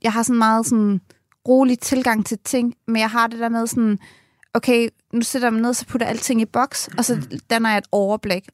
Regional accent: Nakskov, Zealand, Denmark; moved away as an adult; now in Ireland; jeg kommer ned fra Nakskov og har gået i folkeskole og gymnasiet dernede

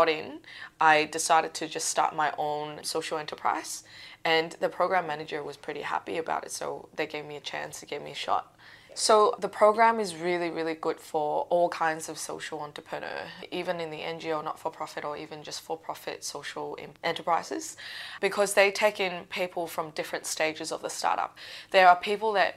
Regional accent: Macau; moved away as an adult; now in Australia; so I'm not from Australia, I'm from a place called Macau.

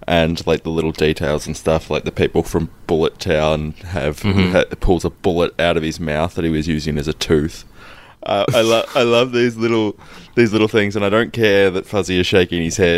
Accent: Melbourne, Victoria, Australia; No, I don't. We're from Melbourne.

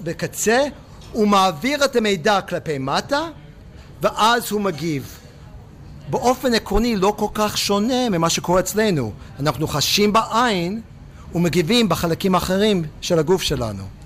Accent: Pittsburgh, Pennsylvania, United States; Hebrew is a second language; moved away as an adult; also born or lived in Jerusalem, Israel; now in Israel; בפיטסבורג איפה שגדלתי

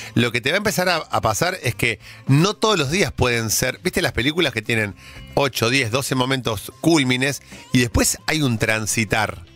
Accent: Argentina; nosotros como argentinos

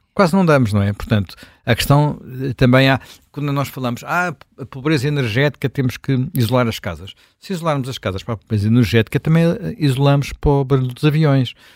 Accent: Lisbon, Portugal; sou lisboeta

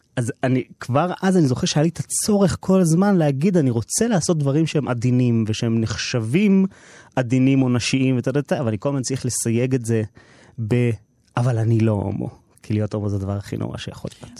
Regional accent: Herzliya, Tel Aviv District, Israel; אני גדלתי בהרצליה בסביבה ממעמד

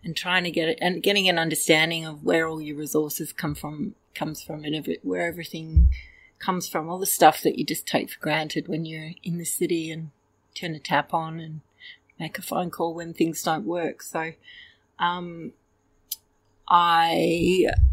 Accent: Melbourne, Victoria, Australia; moved away as an adult; now in Western Australia, Australia; I grew up in Melbourne, went to a school in the eastern suburbs of Melbourne

